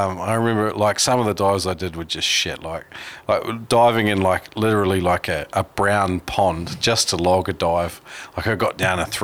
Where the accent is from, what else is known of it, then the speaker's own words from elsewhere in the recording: New Zealand; I grew up in New Zealand